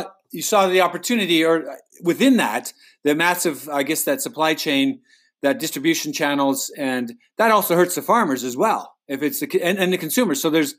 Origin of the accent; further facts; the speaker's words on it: Calgary, Alberta, Canada; I'm from Calgary, but I'm an urban. You know, going back way back, I've never lived on a farm, but you know, that's my roots.